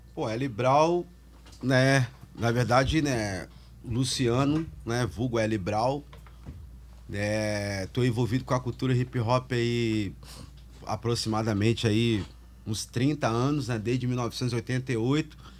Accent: Barra Mansa, Rio de Janeiro, Brazil; also born or lived in Espírito Santo; now in Vitória, Brazil; eu morava no interior do Rio, né? Eu vim lá de Barra Mansa, nasci lá

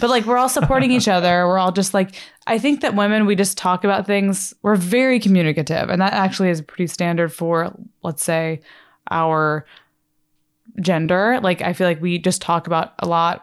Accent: Texas, United States; now we're gonna live in Dallas because obviously I'm from Texas

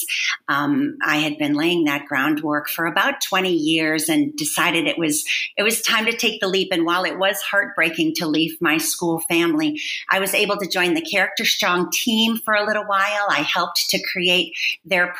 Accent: Wisconsin, United States; I grew up in Wisconsin on a dairy farm.

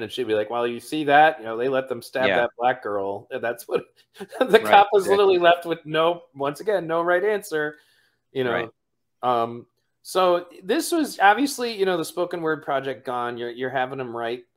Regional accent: Pontiac, Michigan, United States; my original neighborhood when I grew up in Pontiac

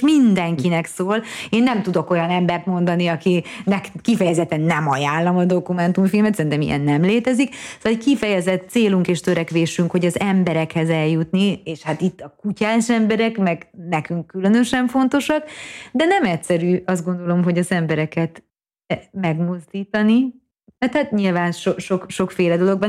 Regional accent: Hungary; én magyarként

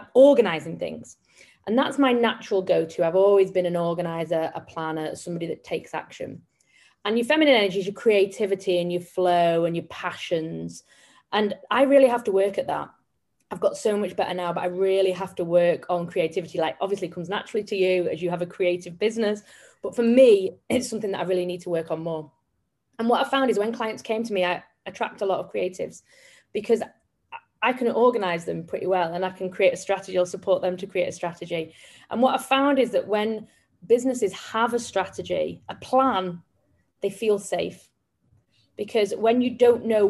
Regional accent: Manchester, North West England, United Kingdom; I come from Manchester in England

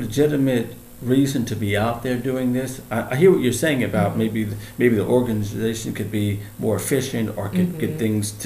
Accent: Los Angeles, California, United States; I grew up in South Central Los Angeles

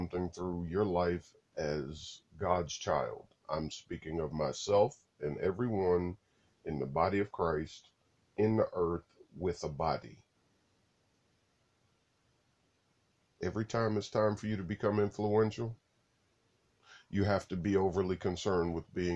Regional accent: United States; I'm an American citizen

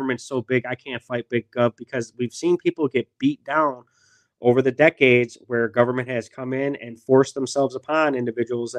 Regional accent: Milwaukee, Wisconsin, United States; I grew up in Milwaukee, Wisconsin, and my high school was actually a very small vocational school

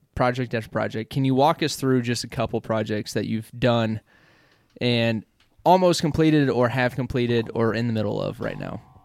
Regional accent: Midwest, United States; We're from the Midwest

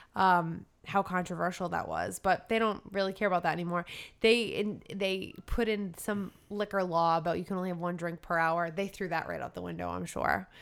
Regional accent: Rhode Island, United States; we're from Rhode Island

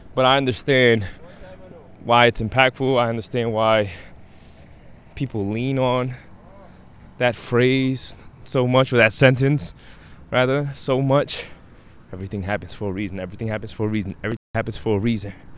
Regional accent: New York City, New York, United States; the violent neighborhood that I that I was raised in in Brownsville

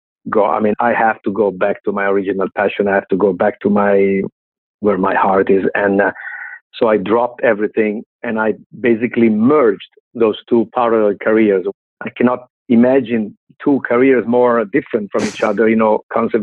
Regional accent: Milan, Lombardy, Italy; I grew up in Milano, Italy, but I was raised in Milano and I studied in Milano.

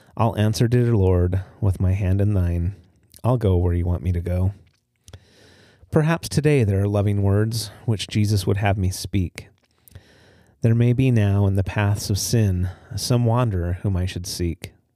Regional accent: Utah, United States; moved away as an adult; also born or lived in Highland, Utah; now in Port Angeles, United States; growing up in Utah

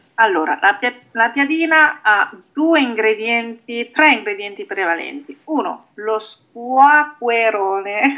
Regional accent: Emilia-Romagna, Italy; io sono romagnola

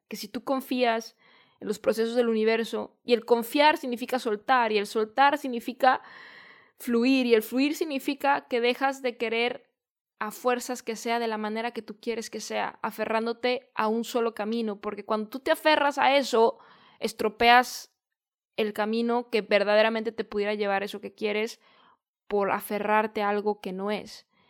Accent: Guadalajara, Jalisco, Mexico; en Guadalajara, que es de donde yo soy

